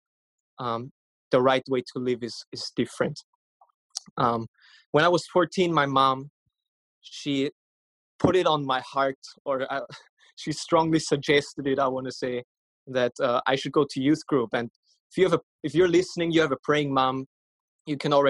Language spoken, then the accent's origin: English; Vienna, Austria; I'm from Vienna, Austria. I was born and raised there.